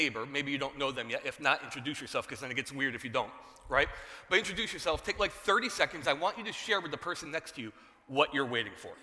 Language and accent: English; New Jersey, United States; I was born in New Jersey.